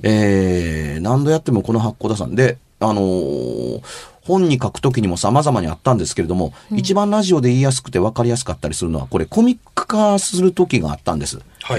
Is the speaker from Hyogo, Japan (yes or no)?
yes; Amagasaki, Hyogo, Japan; moved away as an adult; 尼崎に住んでた時